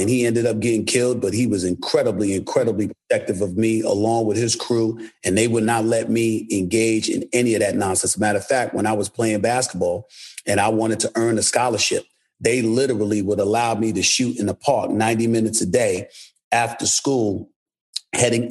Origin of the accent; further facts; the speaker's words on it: New York City, New York, United States; I was born and raised in New York City, but my family's from St. Thomas, St. Croix, Antigua, Anegada